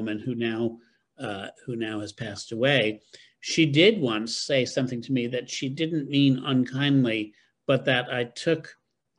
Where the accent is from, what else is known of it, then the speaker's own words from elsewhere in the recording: upstate New York, United States; moved away; also born or lived in Boston; I grew up in New York